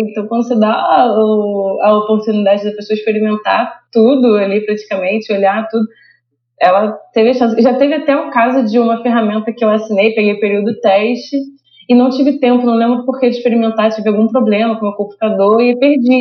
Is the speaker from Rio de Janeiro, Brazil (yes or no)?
yes; Rio de Janeiro, Brazil; eu sou do Rio